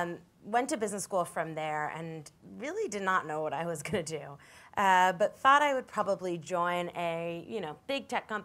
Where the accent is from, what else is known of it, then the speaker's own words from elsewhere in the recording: New York City, New York, United States; also born or lived in San Francisco; I grew up here in New York City and wanted to be a journalist and pursued that through school and after school. And it brought me out to San Francisco eventually